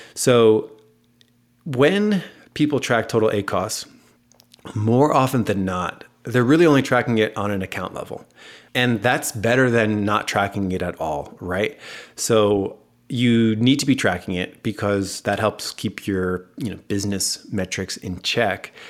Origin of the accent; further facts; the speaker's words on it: United States; accent: American; my American accent